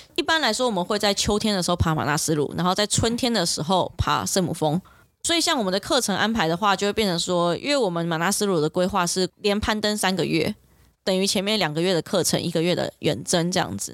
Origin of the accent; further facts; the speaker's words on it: Taiwan; 我们台湾人